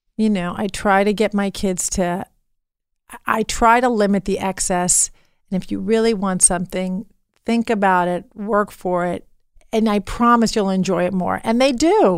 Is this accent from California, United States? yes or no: yes; Beverly Hills, California, United States; growing up in Beverly Hills